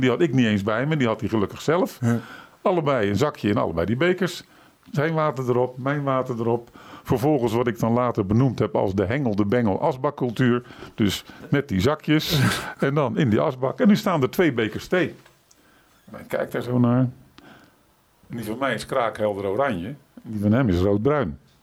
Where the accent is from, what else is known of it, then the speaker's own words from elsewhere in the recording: Rotterdam, South Holland, Netherlands; ik ben natuurlijk van Rotterdam, van huis uit een Rotterdammer